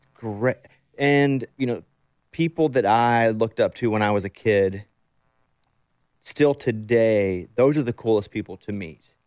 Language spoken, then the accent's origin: English; Arkansas, United States; moved away; I'm from Arkansas